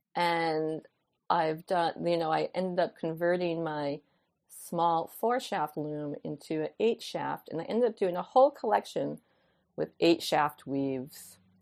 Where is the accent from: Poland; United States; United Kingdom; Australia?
United States; New York; moved away as an adult; I was like a city slicker. I was, you know, twenty-five years New Yorker